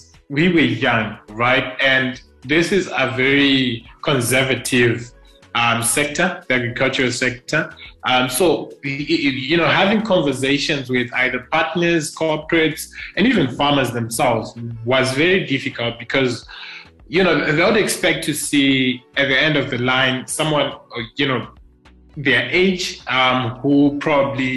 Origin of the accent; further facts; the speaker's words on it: Nyazura, Manicaland, Zimbabwe; now in Harare, Zimbabwe; I grew up mainly in Nyazura, which is a town here in Zimbabwe